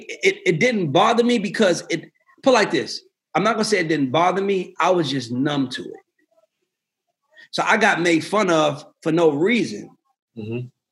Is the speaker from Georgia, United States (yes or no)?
yes; Georgia, United States; I grew up on Old National Highway, and this dude I went to school with flags me down